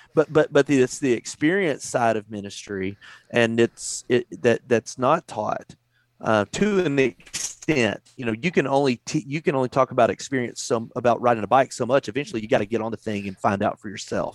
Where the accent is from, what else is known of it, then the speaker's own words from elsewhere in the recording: Texas, United States; also born or lived in Virginia / North Carolina; I, I grew up here in Texas